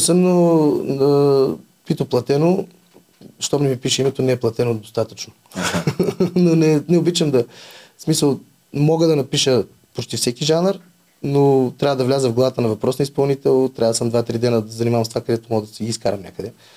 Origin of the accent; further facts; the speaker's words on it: Vratsa, Vratsa Province, Bulgaria; Аз съм от Враца, има, майка ми от Враца има голяма рода